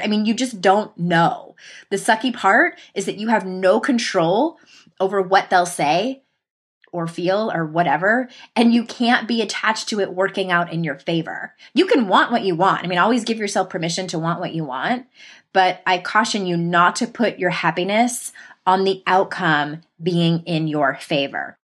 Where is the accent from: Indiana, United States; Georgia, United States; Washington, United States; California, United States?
California, United States; San Diego; my hometown in San Diego